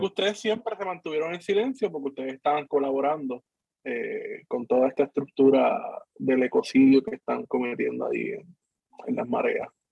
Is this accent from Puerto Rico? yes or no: yes; Cabo Rojo, Puerto Rico; soy de Cabo Rojo